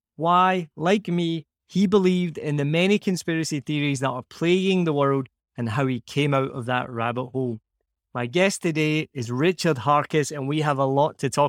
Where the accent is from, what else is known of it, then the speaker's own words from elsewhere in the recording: Scotland, United Kingdom; Now, the other warning here is that we are both Scottish and we can't add subtitles on the podcast. There will be subtitles on YouTube. I tend to get more and more Scottish as I talk to someone from Scotland.